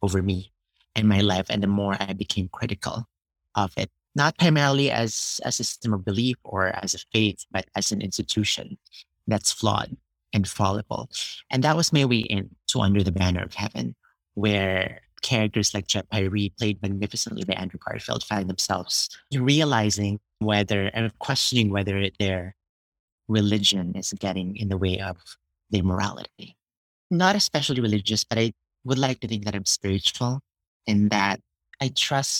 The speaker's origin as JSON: {"language": "English", "country": "Philippines", "tie": "born or raised there", "moved": "yes", "said": "I was born and grew up in the Philippines"}